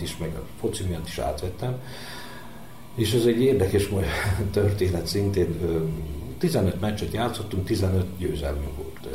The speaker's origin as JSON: {"language": "Hungarian", "region": "Vojvodina", "country": "Serbia", "tie": "born or raised there", "said": "itt a pályától 5 méterre van a mi házunk, tehát én itt, itt születtem majdnem a pályán, úgyhogy kiskorom óta labdaszedő"}